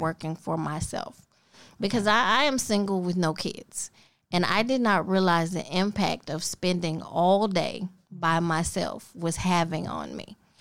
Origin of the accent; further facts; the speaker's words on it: Memphis, Tennessee, United States; also born or lived in Millington, Tennessee / Kansas City, Missouri; grew up in this little neighborhood they called Atlantic